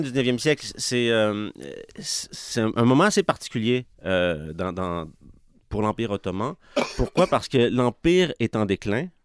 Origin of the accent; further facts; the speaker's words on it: Quebec City, Quebec, Canada; moved away as an adult; also born or lived in Pakistan / Middle East; viens de Québec, je viens de Sainte-Foy